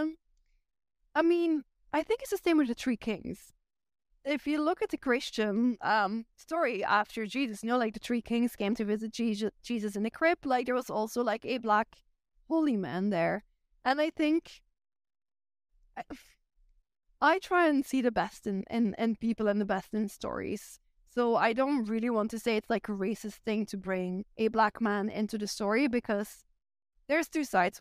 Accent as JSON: {"language": "English", "region": "Flanders", "country": "Belgium", "tie": "born or raised there", "accent": "Flemish", "second_language": "English", "moved": "as an adult", "lives_now": "Ireland", "said": "I am still Belgian, like, I grew up in Belgium, my roots are there"}